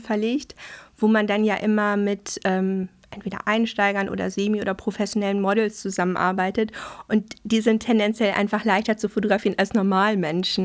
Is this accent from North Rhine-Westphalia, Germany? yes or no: yes; Dortmund, North Rhine-Westphalia, Germany; moved away as an adult; also born or lived in Welver-Weslarn, Soester Börde; now in Hamburg, Germany; Ich komme aus Nordrhein-Westfalen. Mhm. Und ähm, ich habe die ersten zehn Jahre meines Lebens in Dortmund verbracht. Ah und dann noch neun Jahre ähm, ganz auf dem Land